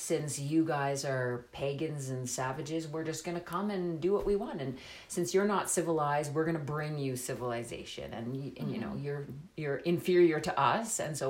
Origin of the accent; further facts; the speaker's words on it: Northern Ontario, Canada; moved away as an adult; also born or lived in Ottawa; my mom is Irish and French. So I sort of have a sort of mixed bag in my background. But growing up in Northern Ontario